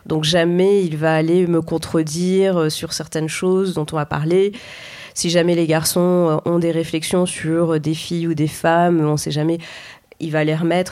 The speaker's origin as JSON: {"language": "French", "town": "Clermont-Ferrand", "region": "Auvergne-Rhône-Alpes", "country": "France", "said": "je viens de Clermont-Ferrand"}